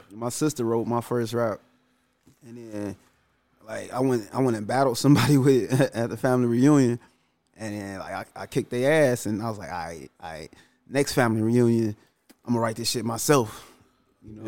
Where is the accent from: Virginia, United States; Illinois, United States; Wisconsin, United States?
Illinois, United States; Chicago; also born or lived in Calumet City, Illinois; Cabrini was crazy. Like going to school because I went to school in the middle of the projects